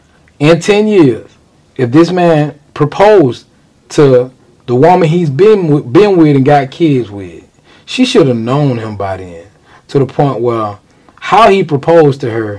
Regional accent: Macon, Georgia, United States; I'm from Macon. Born and raised.

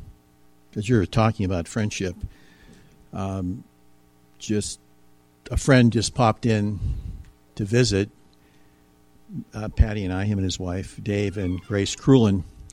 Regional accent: Ohio, United States; moved away; 5 hours to my hometown in Ohio

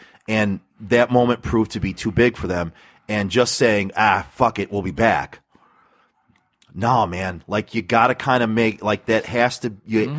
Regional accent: Michigan, United States; I'm actually from Michigan.

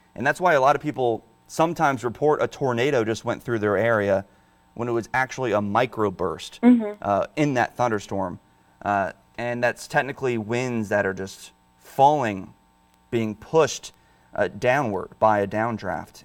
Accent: Northern Virginia, United States; now in Delmarva, United States; I'm from Northern Virginia

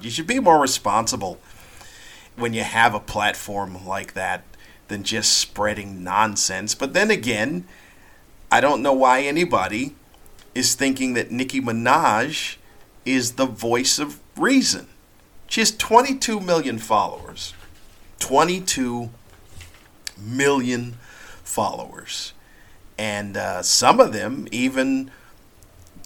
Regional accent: United States; accent: American; I am American

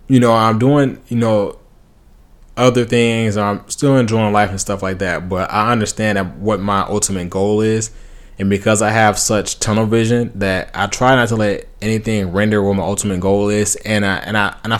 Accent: Compton, California, United States; I grew up in Compton. Then I moved to the suburbs.

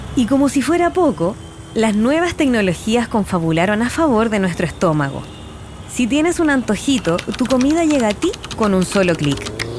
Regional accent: Chile; como chilenos lo disfrutamos

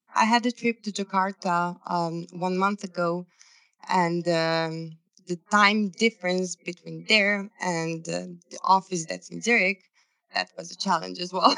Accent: Serbia; i'm from serbia originally

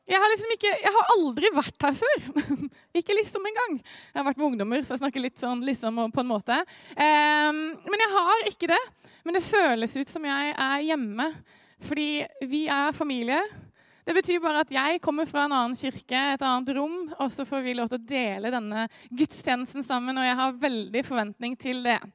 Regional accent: Eastern Norway, Norway; accent: østlending with skarre; Selv om det er kjempeforvirrende med dialekta mi, så er jeg en slags østlending med en skarre eh, Spør meg om det etterpå.

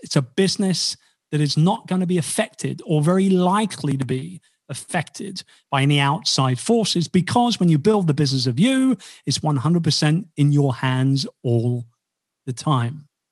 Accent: United Kingdom; I'm about as un-British as a Brit as you'll ever meet

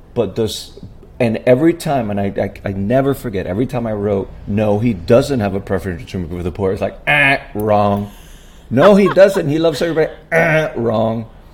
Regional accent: Puerto Rico; I was born and raised in Puerto Rico

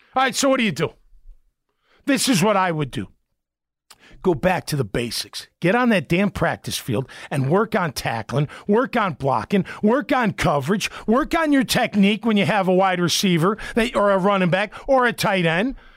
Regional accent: Chicago, Illinois, United States; moved away; I'm from Chicago

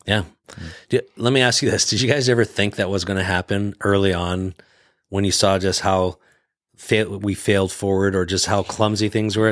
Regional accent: Canada; moved away as an adult; now in United States; I grew up in the Canadian healthcare system

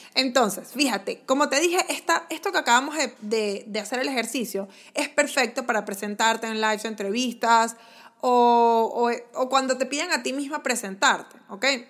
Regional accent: Venezuela; como en venezolano decimos chuleta

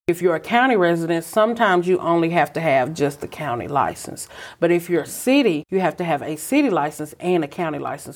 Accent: Brownsville, Tennessee, United States; also born or lived in Atlanta, Georgia; I'm originally from Brownsville, Tennessee, where we are today

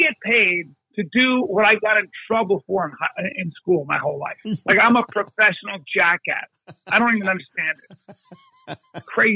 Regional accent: United States; I'm an American.

